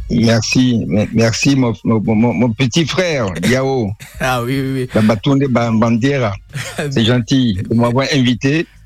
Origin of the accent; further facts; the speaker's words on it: Togo; moved away as an adult; also born or lived in Évreux, France; je suis rentré de France, euh, d'Evreux notamment en 2007 au Togo.